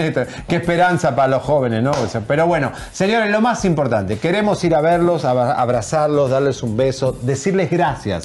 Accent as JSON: {"language": "Spanish", "country": "Argentina", "also_born_or_lived": "Miami", "moved": "as an adult", "lives_now": "Mexico", "said": "yo me fui de Argentina porque me cansé un poco de los argentinos, porque a veces uno se cansa de su propia gente"}